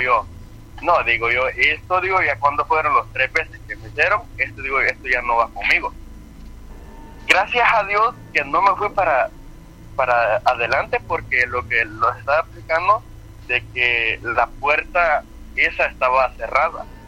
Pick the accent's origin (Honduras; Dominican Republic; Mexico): Honduras; Yo soy de Honduras